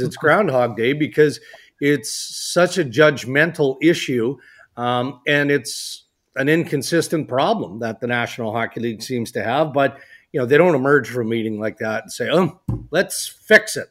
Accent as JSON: {"language": "English", "country": "Canada", "said": "We're Canadian"}